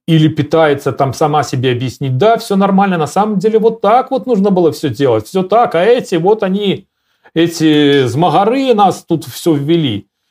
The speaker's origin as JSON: {"language": "Russian", "country": "Belarus", "said": "я себе как белорус"}